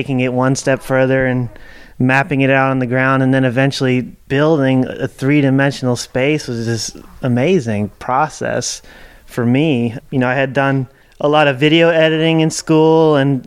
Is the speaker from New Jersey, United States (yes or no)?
yes; New Jersey suburbs, United States; moved away as an adult; also born or lived in Dancing Rabbit Eco Village, Missouri; now in Berea, United States; I grew up in the New Jersey suburbs